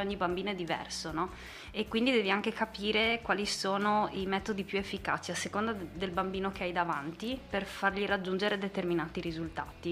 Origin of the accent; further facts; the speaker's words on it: San Giorgio della Richinvelda, Friuli-Venezia Giulia, Italy; also born or lived in Domanins; sono di Aurava, mm. che è un paesino nel comune di San Giorgio della Richinvelda